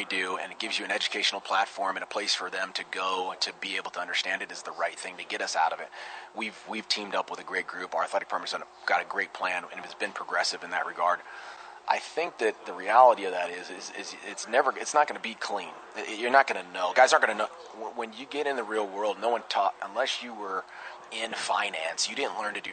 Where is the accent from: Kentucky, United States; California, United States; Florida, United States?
California, United States; near Rocklin; I grew up near Rockland, California